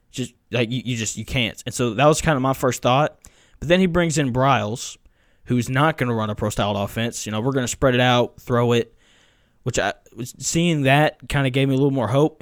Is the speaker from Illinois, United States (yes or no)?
no; Tennessee, United States; I grew up in Tennessee